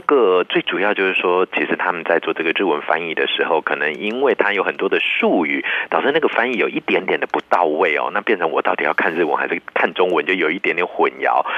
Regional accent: Taiwan; 我们台湾人

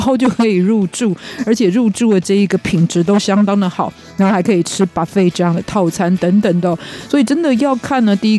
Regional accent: Kaohsiung, Taiwan; also born or lived in Pingtung; 很多朋友应该知道我是高雄人，但其实我是在更南端的屏东出生的。

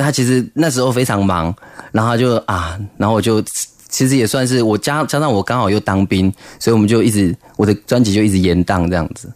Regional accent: Zhudong, Hsinchu County, Taiwan; 小时候竹东

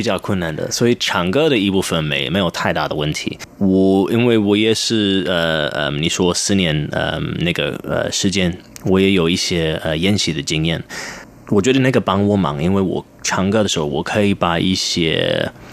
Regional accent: London, United Kingdom; first language English; Chinese is a second language; moved away as an adult; now in Taiwan; 我是在英国，嗯，出生，在伦敦出生，然后，呃，我爸爸是英国人，我妈是香港人，呃，然后其实我二十六，二十五，二十六岁，嗯，来，第一次来台湾，然后那个是我，也是我第一次真的听到中文

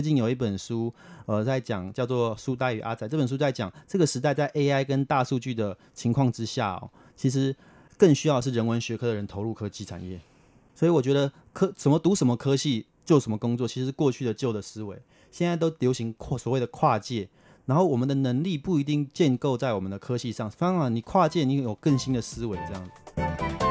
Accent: Taipei, Taiwan; also born or lived in Sanchong, New Taipei; 因为我们原本住在三重，我姑姑她很有远见，她想说要有好的环境，我们都举家寄住到大安区的亲戚的家里面

